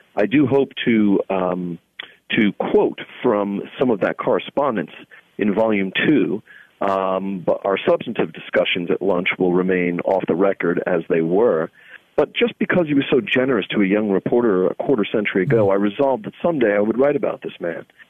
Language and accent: English; New York City, New York, United States; I come from Staten Island, New York, which when I grew up there was about 66% Italian